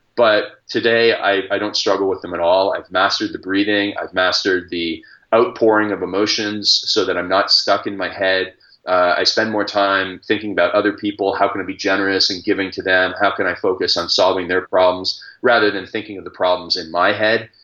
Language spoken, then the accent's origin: English; Stratford, Ontario, Canada; I grew up in Stratford, Ontario, which is the hometown of Justin Bieber as well